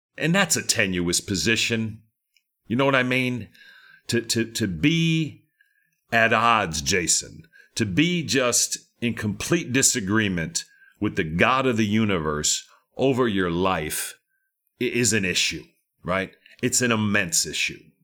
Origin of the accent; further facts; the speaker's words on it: Texas, United States; I'm a Texan down here